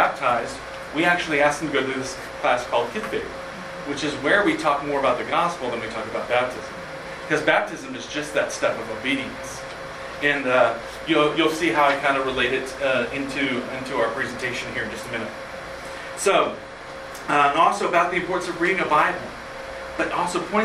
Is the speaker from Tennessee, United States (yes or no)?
yes; Kingsport, Tennessee, United States; now in Bethlehem, United States; I grew up in Kingsport, Tennessee